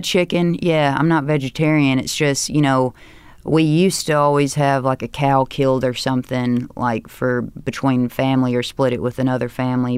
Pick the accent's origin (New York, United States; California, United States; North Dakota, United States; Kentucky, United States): Kentucky, United States; Hickman; born or raised there; also born or lived in Union City, Tennessee / Murray, Kentucky